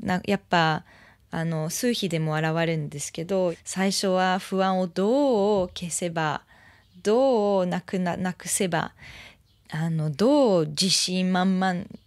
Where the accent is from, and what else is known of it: France; Japanese is a second language; now in Japan